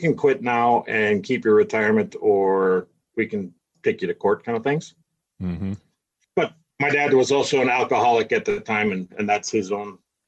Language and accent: English; Milwaukee, Wisconsin, United States; moved away as an adult; I grew up in Milwaukee, was born and raised in Milwaukee till I was 21-ish.